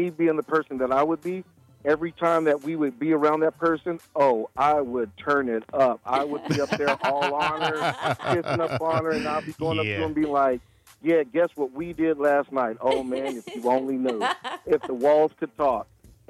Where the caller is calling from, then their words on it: Millsboro, Delaware, United States; I'm calling from Millsboro.